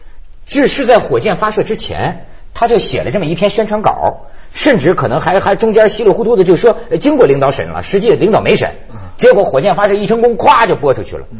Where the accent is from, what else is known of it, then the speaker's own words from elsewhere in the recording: China; 但是你看我们中国人礼义之邦，什么都告诉人家